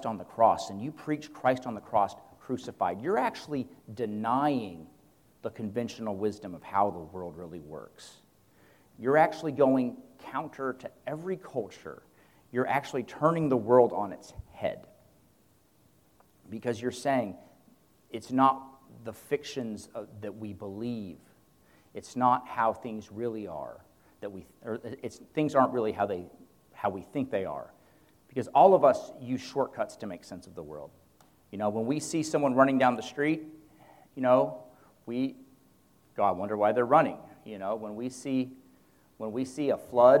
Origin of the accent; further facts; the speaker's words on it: United States; as American men